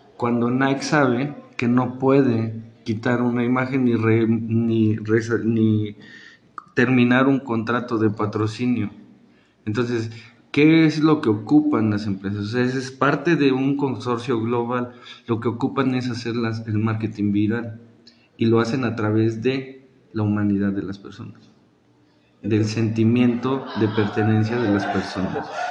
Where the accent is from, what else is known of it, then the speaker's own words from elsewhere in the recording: Mexico; la cultura que tenemos como mexicanos